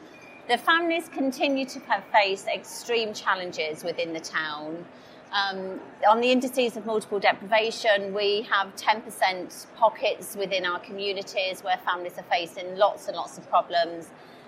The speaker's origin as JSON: {"language": "English", "town": "Corby", "region": "East Midlands", "country": "United Kingdom", "said": "we are from Corby in Northamptonshire, right in the middle of the country. The population of our town is about 68,000, but it's massively increasing."}